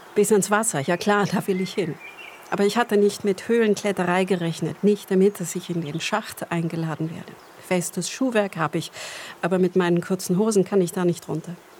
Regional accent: Swabian Jura, Baden-Württemberg, Germany; bei uns auf der Schwäbischen Alb aus Kalkstein

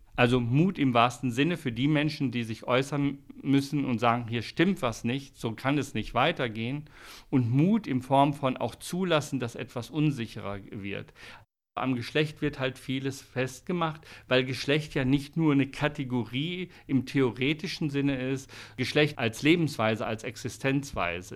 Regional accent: Switzerland; bei uns in der Schweiz

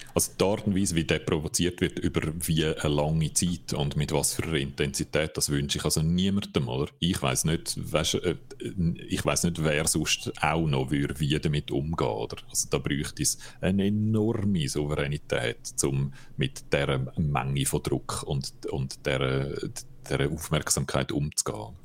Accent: Switzerland; bei uns in der Schweiz

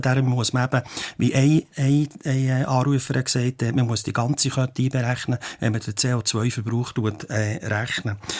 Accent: Switzerland; als Schweizer

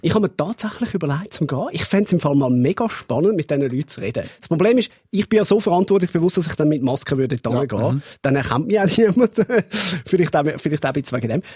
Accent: Zurich, Switzerland; Als Zürcher kann ich euch sagen

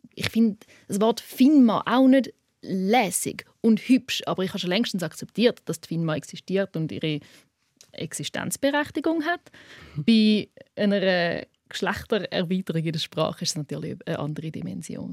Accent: Switzerland; accent: Swiss German; first language Swiss German; Schweizerdeutsch ist auch meine Muttersprache

